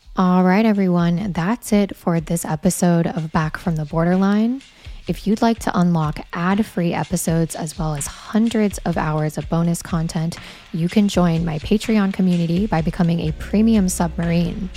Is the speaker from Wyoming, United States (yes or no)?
yes; Wyoming, United States; I grew up also in Wyoming